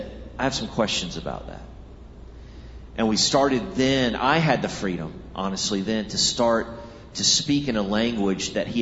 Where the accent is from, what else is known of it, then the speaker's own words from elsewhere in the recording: Texas, United States; I grew up in Texas